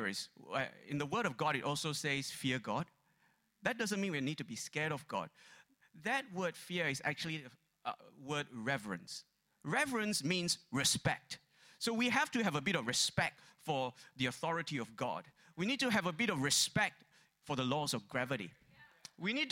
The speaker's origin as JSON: {"language": "English", "country": "Malaysia", "tie": "born or raised there", "moved": "yes", "said": "growing up in Malaysia"}